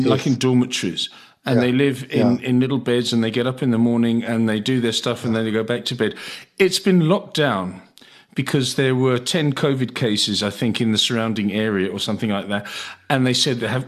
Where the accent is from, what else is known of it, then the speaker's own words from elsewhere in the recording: United Kingdom; moved away; my ancestry is British and I was born in Britain